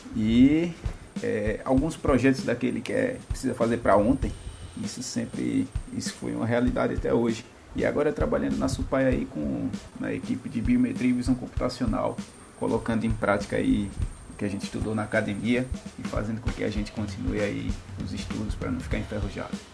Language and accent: Portuguese; Recife, Pernambuco, Brazil; sou do Recife